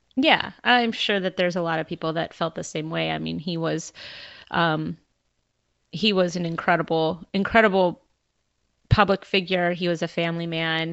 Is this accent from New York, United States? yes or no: no; Southern California, United States; moved away; I am originally from Southern California, and I grew up a giant Laker fan.